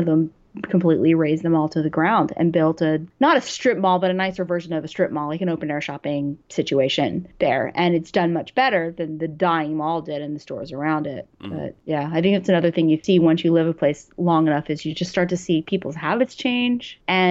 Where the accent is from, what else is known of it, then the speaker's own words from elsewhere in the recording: New York, United States; I'm going to hurt a lot of New Yorkers with this.